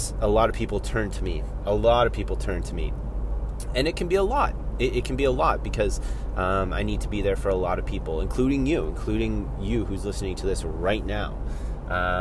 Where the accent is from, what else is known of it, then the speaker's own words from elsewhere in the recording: Collingwood, Ontario, Canada; I'm driving to my dad's house in my hometown here of Collingwood, Ontario